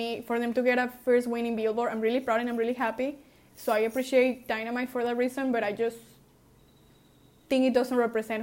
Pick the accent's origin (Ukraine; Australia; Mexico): Mexico; I was raised in Mexico